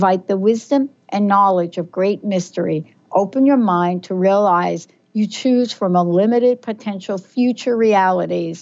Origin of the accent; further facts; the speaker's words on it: New York City, New York, United States; from the Bronx